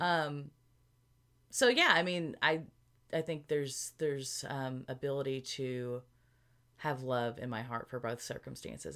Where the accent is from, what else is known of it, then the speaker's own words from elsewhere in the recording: Arkansas, United States; moved away; we're both from Arkansas